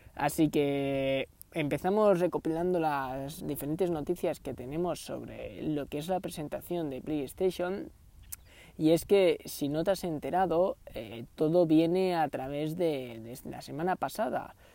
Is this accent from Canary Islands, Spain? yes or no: yes; Canary Islands, Spain; yo soy de Canarias